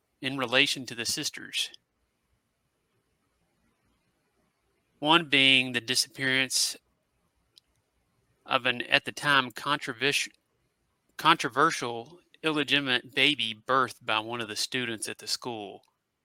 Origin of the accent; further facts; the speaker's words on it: Christiansburg, Virginia, United States; my hometown of Christiansburg, Virginia